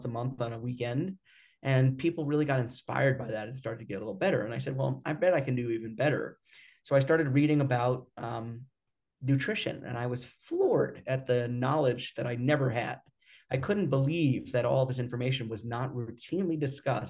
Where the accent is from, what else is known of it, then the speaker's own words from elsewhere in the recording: New York, United States; I grew up in New York